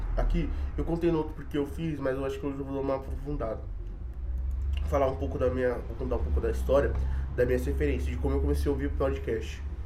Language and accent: Portuguese; São Paulo, Brazil; sou de São Paulo